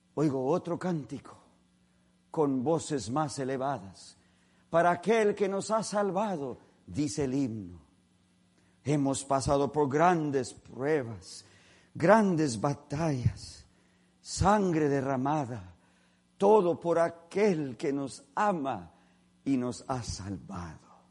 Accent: California, United States; nosotros somos de California

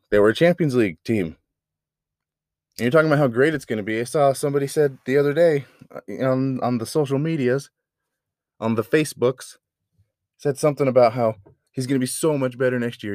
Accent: United States; as an American

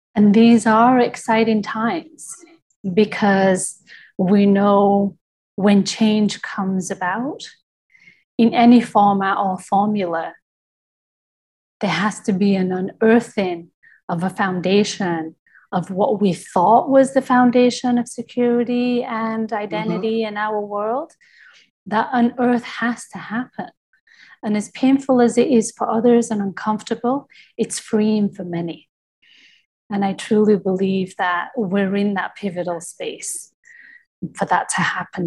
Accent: United Kingdom; I'm from Britain

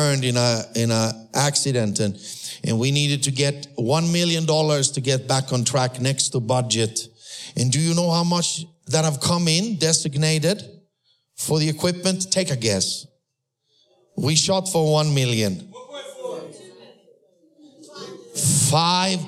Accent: Austria; first language German; English is a second language; moved away; also born or lived in Sweden; I'm a first generation believer that was born in Austria

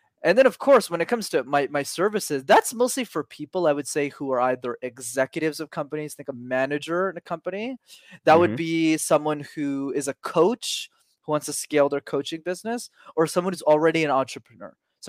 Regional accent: Canada; But I'm based in Montreal, so I'm Canadian.

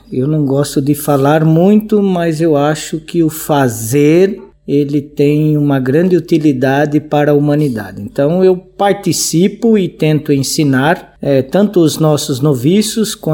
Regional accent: Sorocaba, São Paulo, Brazil; moved away as an adult; also born or lived in Petrópolis; now in Angola; sou nascido em Sorocaba, interior de São Paulo, num bairro chamado Mato Dentro. Então, eu estou aqui em Angola em dois períodos. Eu morei de 2001 a 2003.

